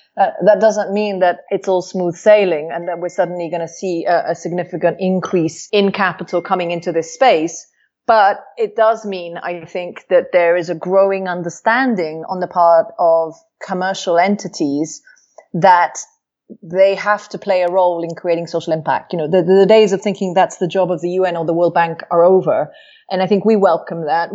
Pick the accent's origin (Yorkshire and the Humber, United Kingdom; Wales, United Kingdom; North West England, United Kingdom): Wales, United Kingdom; moved away; I was raised in Wales where I was taught to speak Welsh.